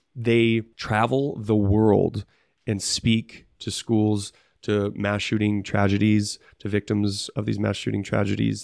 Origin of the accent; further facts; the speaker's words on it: Bailey, Colorado, United States; Mount Bailey, which is a, a mountain by me